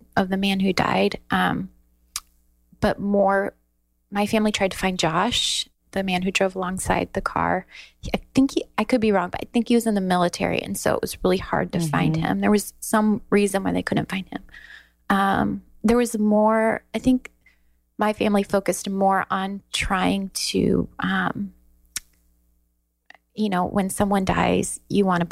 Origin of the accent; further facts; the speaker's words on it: Iowa, United States; also born or lived in Texas; I'm from Iowa